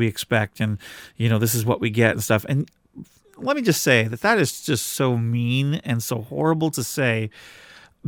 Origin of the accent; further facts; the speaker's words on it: Washington, United States; we come from the Pacific Northwest in Washington State